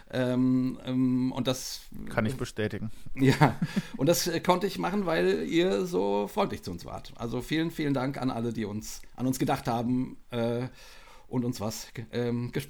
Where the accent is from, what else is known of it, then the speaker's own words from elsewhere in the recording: Westerwald, Rhineland-Palatinate, Germany; moved away as an adult; also born or lived in Marburg; now in Dachau, Germany; Ich bin tatsächlich im Westerwald groß geworden.